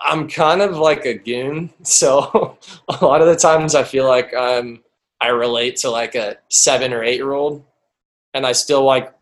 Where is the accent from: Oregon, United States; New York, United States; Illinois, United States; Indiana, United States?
Indiana, United States; growing up in Indiana